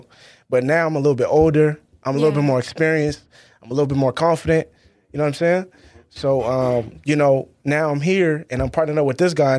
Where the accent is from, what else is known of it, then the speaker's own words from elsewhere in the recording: Boston, Massachusetts, United States; also born or lived in Worcester / Stoughton; But I was born in Boston, moved to Worcester. Then I moved to Stoughton. Then I moved back to Worcester.